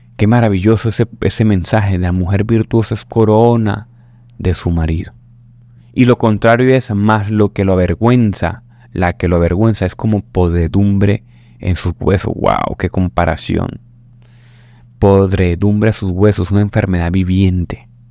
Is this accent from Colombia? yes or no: yes; Caribbean coast, Colombia; como decimos aquí en la costa colombiana